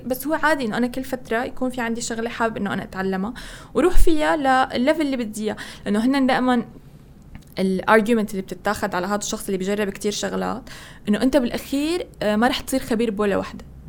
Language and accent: Arabic; Syria; moved away as an adult; طلعت من سوريا يعني انا كان كل المجتمع التطوعي تبعي والكوميونتي ورك هو بسوريا